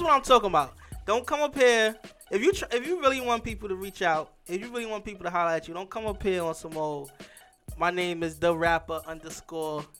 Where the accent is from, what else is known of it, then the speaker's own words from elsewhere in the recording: New York City, New York, United States; also born or lived in Staten Island; I'm originally from Brooklyn